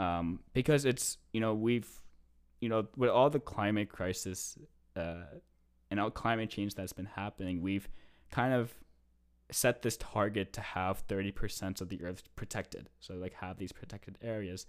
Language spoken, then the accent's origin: English; East Coast, United States; now in Canada; I am originally from the States